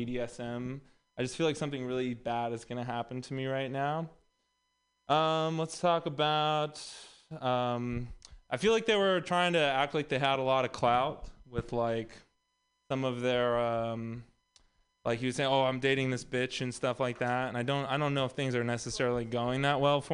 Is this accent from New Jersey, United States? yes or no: no; Texas, United States; moved away; also born or lived in Los Angeles; I'm also from Texas.